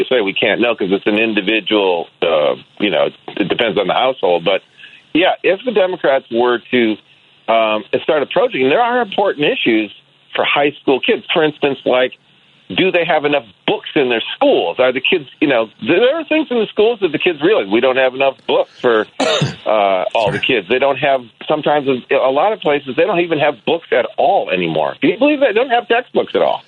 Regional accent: Michigan, United States; I came of age three times in Michigan

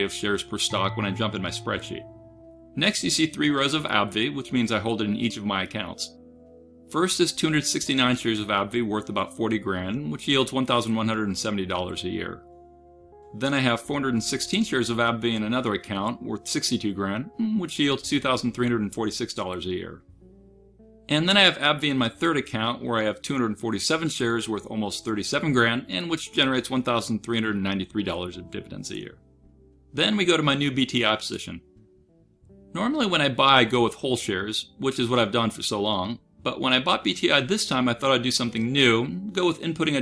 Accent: United States; I'm an American

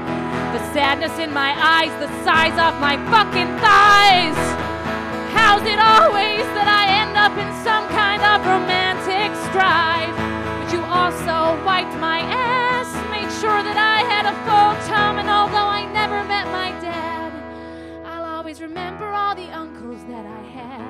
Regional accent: United States; now in United Kingdom; because I'm American

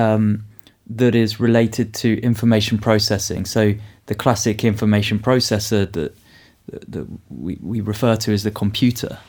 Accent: United Kingdom; I come from the United Kingdom. I live in Oxford

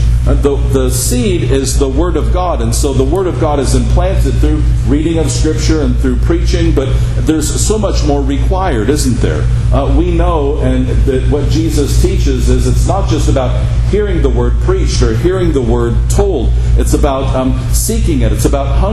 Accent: Henderson, Nevada, United States; growing up in Henderson, right? Because I grew up on the side of Black Mountain

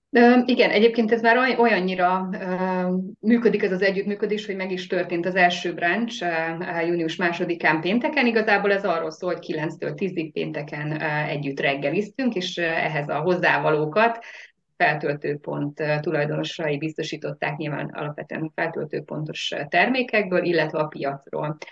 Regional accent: Nagydobos, Szabolcs-Szatmár-Bereg, Hungary; Szabolcs Szatmár Bereg megyéből származom, Nagydobosról

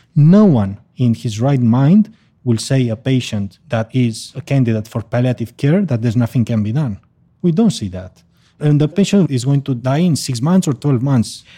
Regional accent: Barcelona, Catalonia, Spain; a memory clinic in my hometown in Barcelona

